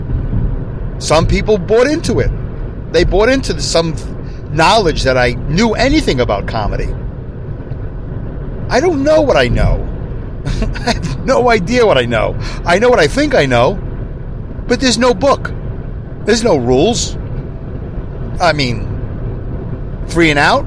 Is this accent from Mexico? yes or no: no; New York, United States; moved away; also born or lived in St. Louis / Los Angeles / Long Beach; I grew up in New York